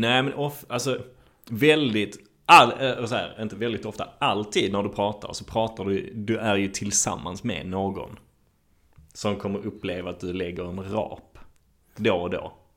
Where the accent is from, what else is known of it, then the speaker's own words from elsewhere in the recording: Malmö, Skåne, Sweden; det var min uppväxt på Lindängen